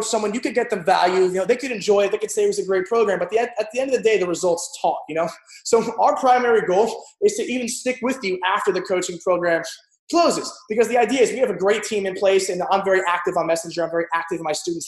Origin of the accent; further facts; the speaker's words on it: New Jersey, United States; also born or lived in New York; now in Edgewater, United States; I'm originally from South Jersey, though, because after all the crap happened in my childhood, we moved north, New York